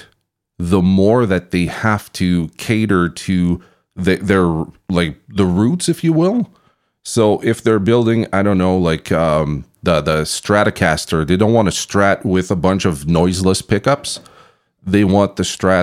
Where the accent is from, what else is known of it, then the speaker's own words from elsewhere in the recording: Canada; I'm from Canada